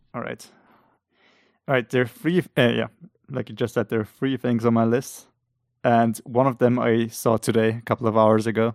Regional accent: Austria; English is a second language; we're both from Austria

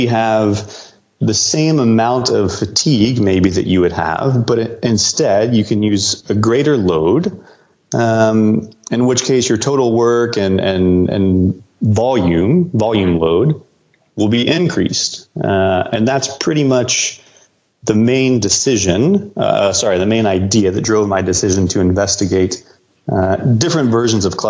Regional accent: Houston, Texas, United States; I'm from Houston

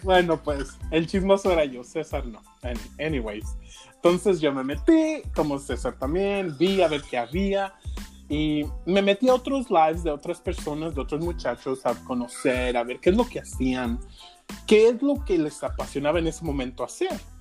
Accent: Huejuquilla el Alto, Jalisco, Mexico; yo soy originario de Jalisco. Yo soy de un pueblo que se llama Huejuquilla, el Alto Jalisco

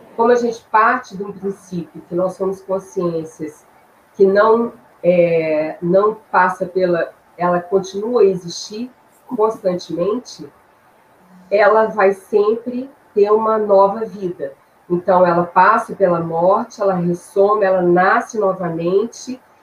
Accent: Belo Horizonte, Minas Gerais, Brazil; also born or lived in Três Pontas; eu sou de Belo Horizonte, mineira

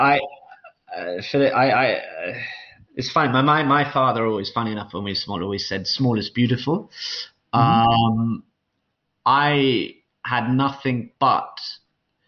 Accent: London, United Kingdom; moved away as an adult; I grew up in London, really, for the first 18 years of my life, literally since almost I was born

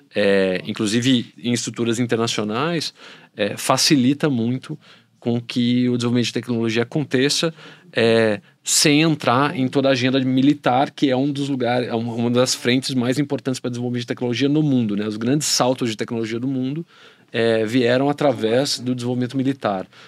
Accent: Belo Horizonte, Minas Gerais, Brazil; eu sou de BH

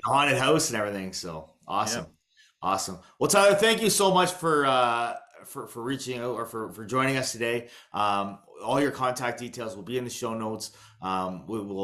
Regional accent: Townsend, Ontario, Canada; I grew up in Townsend

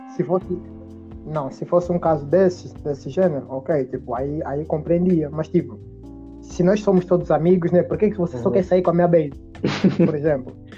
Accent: Angola; nós que somos angolanos

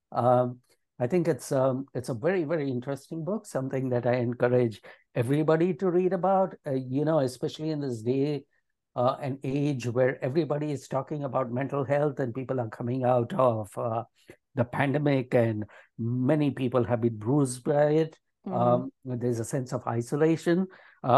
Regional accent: Hyderabad, Telangana, India; moved away as an adult; now in Maryland, United States; I grew up in India, in the city of Hyderabad

